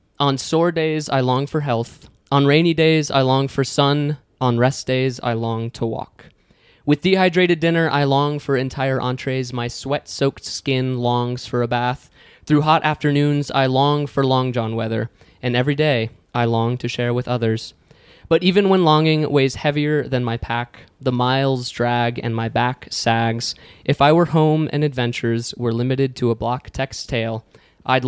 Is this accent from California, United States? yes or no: no; Dayton, Ohio, United States; also born or lived in Finger Lakes, New York; now in New York, United States; I'm from Dayton, Ohio